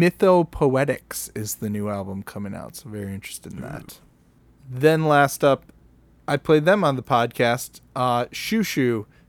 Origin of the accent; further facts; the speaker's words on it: Michigan, United States; we're from Michigan.